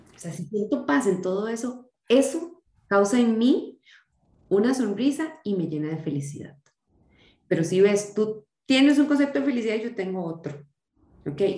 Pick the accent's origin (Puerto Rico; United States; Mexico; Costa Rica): Costa Rica; yo soy costarricense, nací en Costa Rica y me criaron en la em, religión evangélica, así fui criada